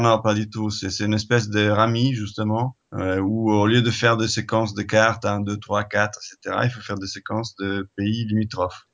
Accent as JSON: {"language": "French", "country": "Italy", "second_language": "French", "moved": "as an adult", "lives_now": "France", "said": "Je suis italien"}